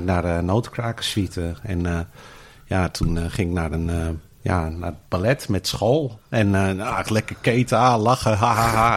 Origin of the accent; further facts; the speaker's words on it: Australia; also born or lived in Rozenburg, Netherlands; now in Netherlands; ik ben in Australië opgevoed